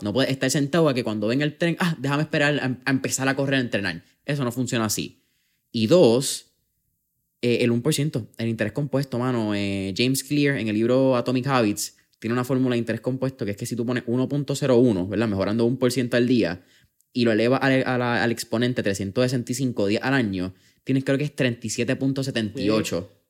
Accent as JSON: {"language": "Spanish", "country": "Puerto Rico", "said": "en Puerto Rico, que somos un país caribeño, que recibimos sol directo ah, bastante"}